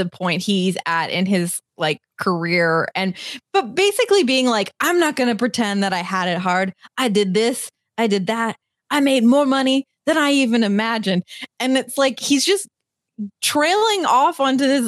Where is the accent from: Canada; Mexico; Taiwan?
Canada; I'm a Canadian